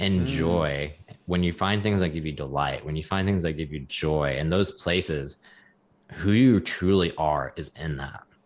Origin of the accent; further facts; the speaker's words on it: the South, United States; growing up in the South